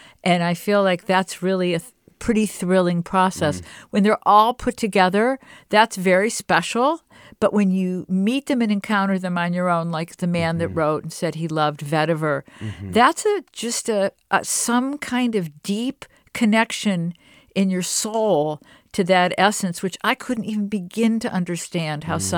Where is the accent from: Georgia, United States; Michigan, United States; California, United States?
Michigan, United States; Detroit; I'm from Detroit, and I had the same experience as you when I saw like a lemon tree, and then I picked the flowers.